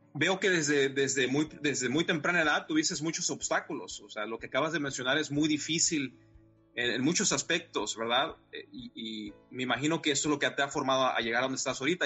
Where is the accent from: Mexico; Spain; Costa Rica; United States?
Mexico; es un orgullo como mexicano